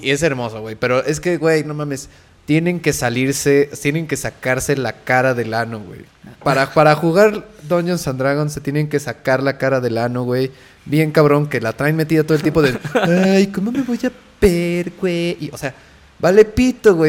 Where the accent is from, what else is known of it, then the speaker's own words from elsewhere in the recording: Mexico; yo como mexicano